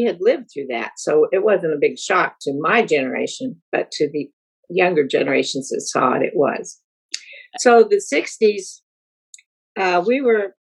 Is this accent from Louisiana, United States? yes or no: no; Colorado, United States; I grew up in Colorado